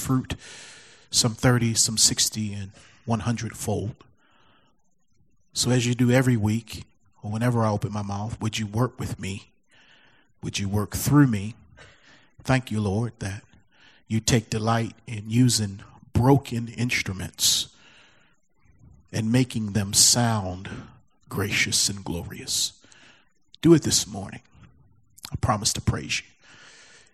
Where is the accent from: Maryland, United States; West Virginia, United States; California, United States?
Maryland, United States; Baltimore; moved away; my hometown, Baltimore, Maryland